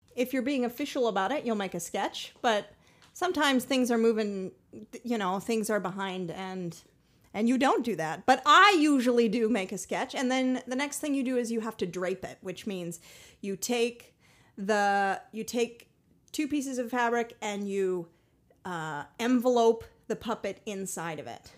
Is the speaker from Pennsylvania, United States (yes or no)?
no; Boulder, Colorado, United States; I grew up in Boulder, Colorado